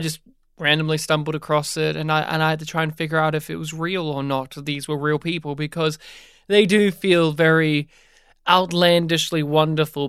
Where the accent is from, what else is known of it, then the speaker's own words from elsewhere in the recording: New South Wales, Australia; moved away as an adult; now in Melbourne, Australia; even though I've not lived in my hometown for well over a decade now, I'm still used to the summer heat of, uh, my home state of New South Wales